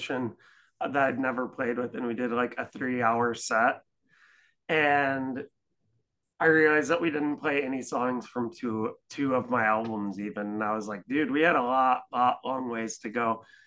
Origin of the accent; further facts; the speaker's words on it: Ellsworth, Wisconsin, United States; now in Milwaukee, United States; I grew up in Ellsworth, which is famous for the cheese